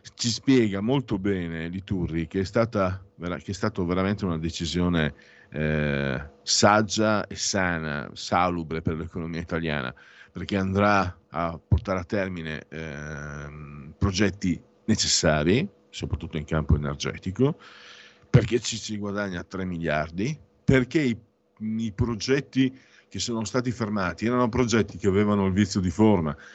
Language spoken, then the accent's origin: Italian; Friuli-Venezia Giulia, Italy; vengo dal Friuli